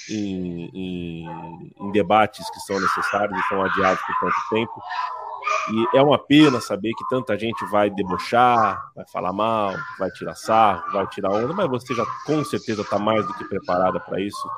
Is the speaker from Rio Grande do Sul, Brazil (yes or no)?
yes; Rio Grande do Sul, Brazil; Sou do Rio Grande do Sul, nasci muito tempo na fronteira do Jaguarão.